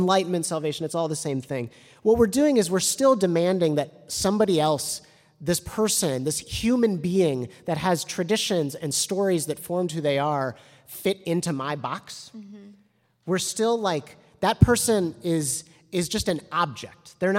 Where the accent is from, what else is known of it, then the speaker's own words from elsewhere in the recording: Evanston, Illinois, United States; it's like one of the largest employers in the town that I grew up in Evanston.